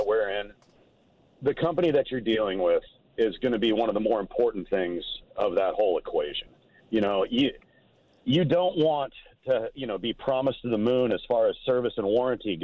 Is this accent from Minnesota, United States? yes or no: yes; Minnesota, United States; moved away; I'm from Minnesota